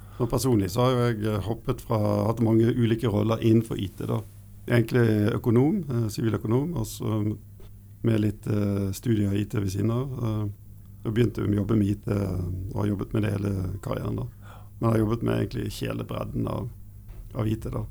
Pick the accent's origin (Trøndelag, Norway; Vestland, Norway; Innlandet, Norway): Vestland, Norway; Bergen; jeg er eh, fra Bergen, da, så Vestlandet